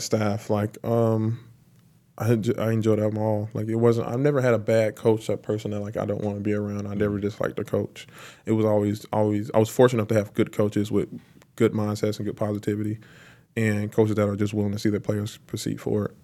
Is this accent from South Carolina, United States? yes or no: yes; Lancaster, South Carolina, United States; moved away as an adult; now in Tampa, United States; I was born and raised in Lancaster